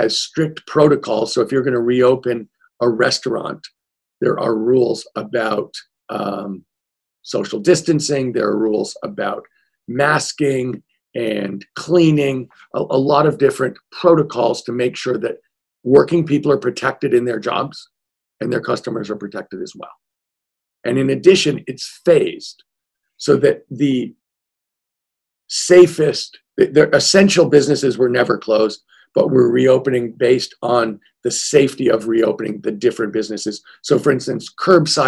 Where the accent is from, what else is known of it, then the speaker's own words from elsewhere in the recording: California, United States; As a Californian